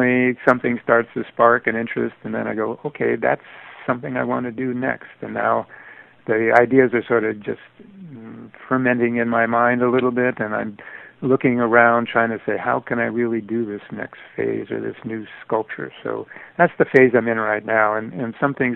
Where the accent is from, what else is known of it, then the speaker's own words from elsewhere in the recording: Connecticut, United States; when I was a little kid growing up in Connecticut